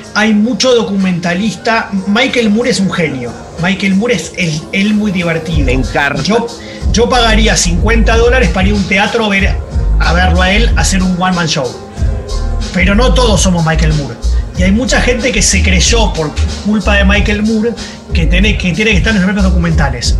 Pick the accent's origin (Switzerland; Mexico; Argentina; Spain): Argentina; como buen argentino